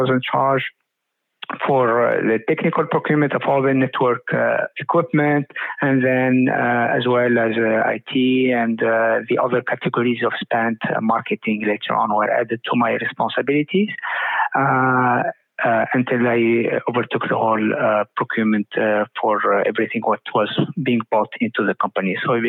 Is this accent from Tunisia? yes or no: yes; Tunisia; also born or lived in United States; now in United Arab Emirates; I'm Tunisian American. I lived in quite a long part of my life in the US, and then here in UAE lately.